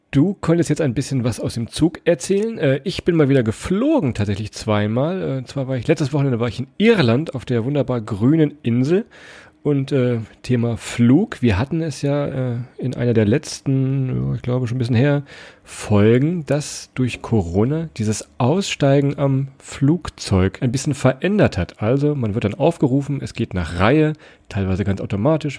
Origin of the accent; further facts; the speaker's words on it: Rhineland-Palatinate, Germany; Wir sind ja auch äh, aus Rheinland-Pfalz